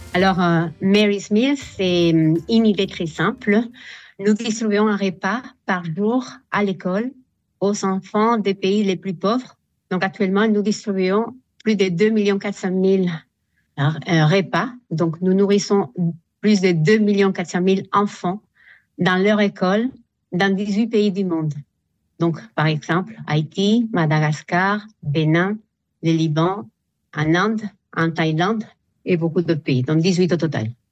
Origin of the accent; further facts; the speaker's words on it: Spain; French is a second language; moved away as an adult; now in France; je suis espagnole